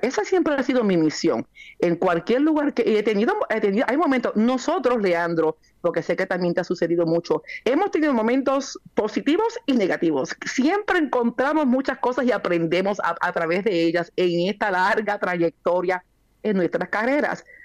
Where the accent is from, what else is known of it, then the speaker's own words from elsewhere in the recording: Yauco, Puerto Rico; now in Yonkers, United States; una jíbara de campo allá en Puerto Rico, en mi pueblo natal, Yauco